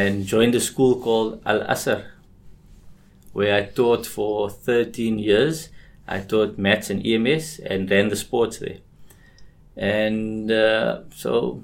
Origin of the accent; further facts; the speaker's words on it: Cape Town, Western Cape, South Africa; growing up in Cape Town